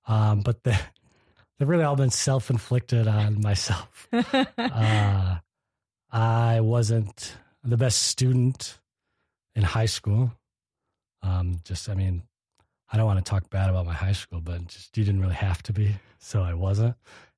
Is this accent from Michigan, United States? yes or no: yes; Kalamazoo, Michigan, United States; Well, I'm from Michigan originally. I grew up in southwest Michigan, a town called Kalamazoo.